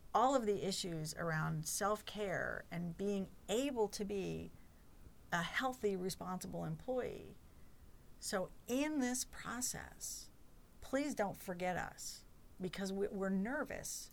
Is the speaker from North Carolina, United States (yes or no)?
yes; Chapel Hill, North Carolina, United States; I grew up in Chapel Hill